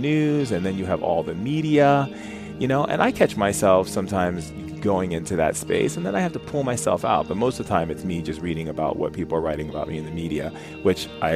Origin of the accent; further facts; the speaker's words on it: Foster City, California, United States; when I was a kid growing up in Foster City